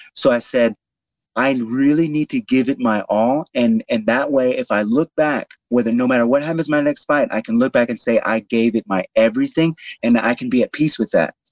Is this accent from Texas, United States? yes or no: yes; Houston, Texas, United States; in Houston, in my hometown of Houston